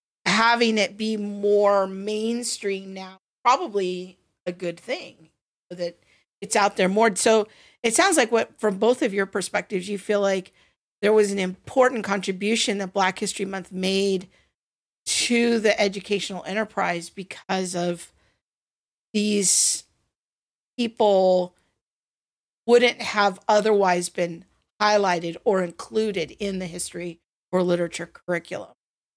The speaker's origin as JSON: {"language": "English", "town": "Covina", "region": "California", "country": "United States", "tie": "born or raised there", "said": "I grew up in Covina, California, kind of adjacent in the 80s and 90s."}